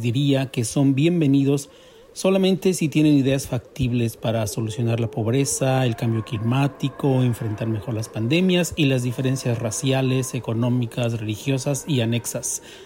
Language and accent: Spanish; Mexico; now in New York, United States; soy un mexicano viviendo en Nueva York